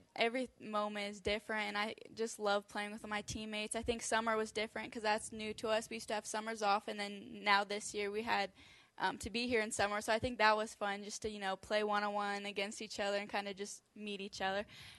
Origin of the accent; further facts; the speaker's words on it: United States; I'm basically in my hometown